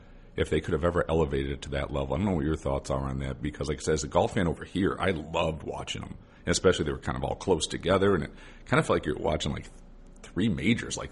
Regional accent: United States; as an American

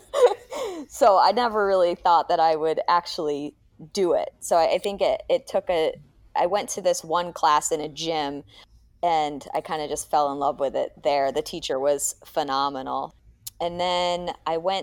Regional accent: the Berkshires, Massachusetts, United States; moved away; I grew up in the Berkshires of Massachusetts

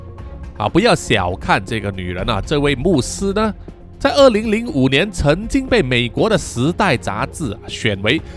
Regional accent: Guangdong, China; accent: Cantonese; 啊，我们广东话呢叫做“啱啱沉沉”啊

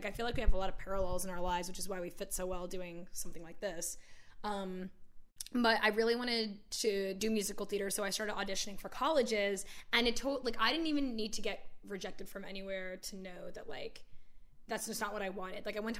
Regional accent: Virginia, United States; born there; I'm really not from anywhere. Like, I was born in Virginia, but I don't claim it.

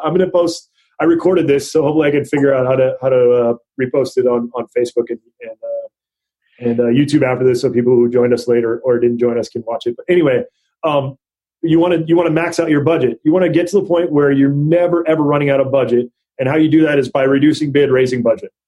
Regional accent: Hawaii, United States; moved away as an adult; also born or lived in North Dakota; now in Northern California, United States; I grew up in Hawaii. and went to college in North Dakota

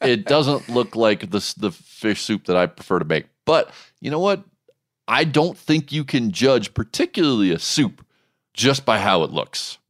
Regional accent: United States; I'm an American

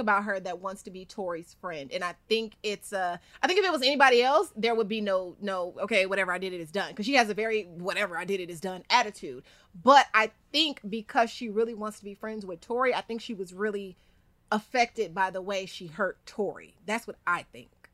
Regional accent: Inglewood, California, United States; we're both from Inglewood.

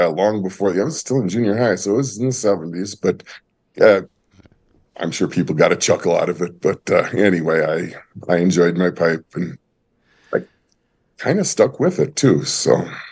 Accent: Minnesota, United States; moved away; also born or lived in Wisconsin; I grew up, uh, split between, uh, Minnesota and later Wisconsin

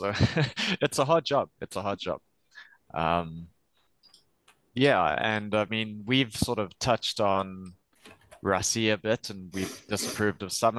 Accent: South Africa; Just because we're South African fans doesn't mean he's exempt from it.

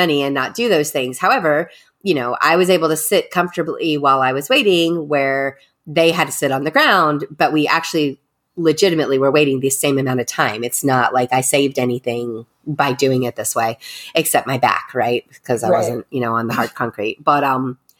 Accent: Texas, United States; I was raised in Texas.

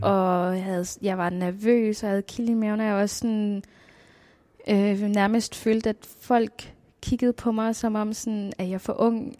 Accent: Nuuk, Greenland; Jeg er født og opvokset her i Nuuk

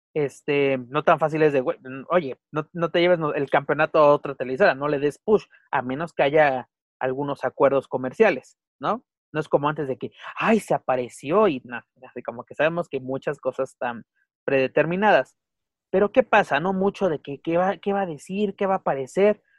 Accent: Mexico; also born or lived in Mexico City; también nosotros somos norteamericanos

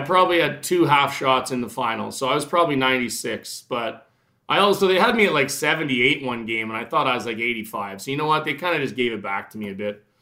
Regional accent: Regina, Saskatchewan, Canada; I played every sport in the world growing up in Regina

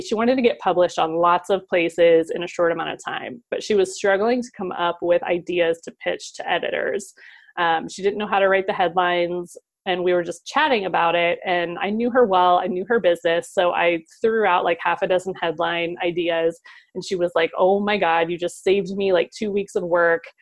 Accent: Ohio, United States; moved away; also born or lived in Seattle, Washington; I moved from Seattle back to my home state of Ohio

